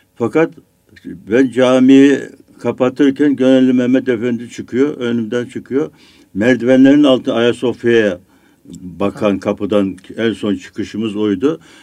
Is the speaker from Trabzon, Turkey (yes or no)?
no; Biga, Çanakkale, Turkey; moved away as an adult; also born or lived in Istanbul; benim memlekette, benim köyümde, Biga'da oruç tutmayanın, namaz kılmayanın, hatta içki içen kesinlikle yaşama hakkı yoktu